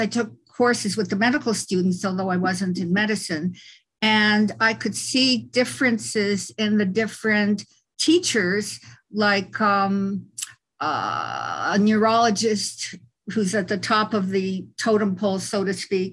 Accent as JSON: {"language": "English", "town": "Montreal", "region": "Quebec", "country": "Canada", "tie": "born or raised there", "also_born_or_lived": "California", "moved": "yes", "said": "I was born in Montreal in Canada. I'm Canadian."}